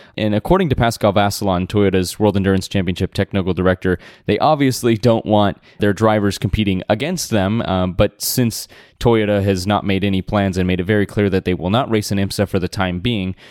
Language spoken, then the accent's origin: English; United States; as an American